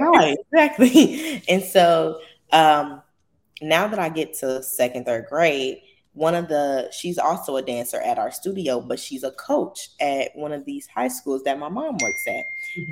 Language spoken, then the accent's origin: English; Chicago, Illinois, United States; I'm from Chicago